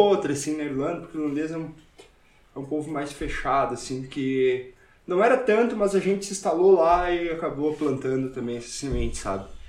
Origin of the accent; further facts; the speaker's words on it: Brazil; moved away as an adult; sou, sou brasileiro, faço jiu-jitsu